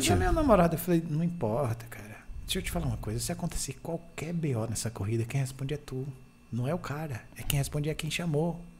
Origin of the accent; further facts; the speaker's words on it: Barra da Estiva, Bahia, Brazil; Tu sabe de onde eu sou?